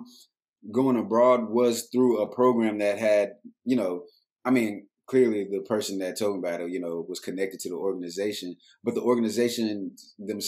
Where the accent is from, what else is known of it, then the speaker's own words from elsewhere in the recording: Dallas, Texas, United States; also born or lived in Atlanta, Georgia / Baltimore / New York City; because I was raised here and I was exposed to so much art and culture